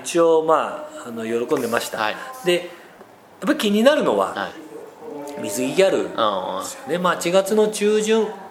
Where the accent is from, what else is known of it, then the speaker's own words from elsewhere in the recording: Nagano, Japan; 僕は長野県出身ということもあり、海なし県なんですよ